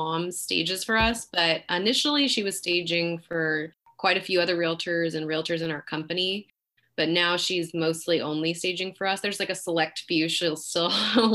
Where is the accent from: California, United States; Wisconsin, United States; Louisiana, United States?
California, United States; Pleasanton; also born or lived in Fremont, California; now in Dublin, United States; I was born in Fremont, but raised in Pleasanton. Lived here my whole life. Now I live in Dublin.